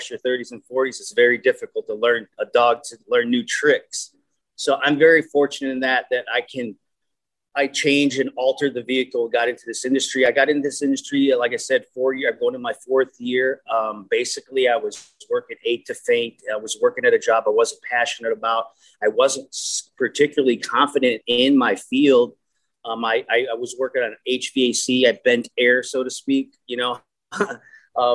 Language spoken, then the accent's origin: English; Minnesota, United States; I'm from Moneymaking, Minnesota